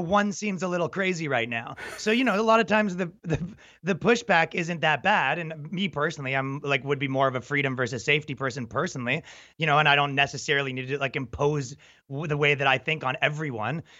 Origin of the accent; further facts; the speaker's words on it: Toronto, Ontario, Canada; I'm from Canada and, and Toronto, right? So it's like, you know, you kind of grow up in a liberal metropolitan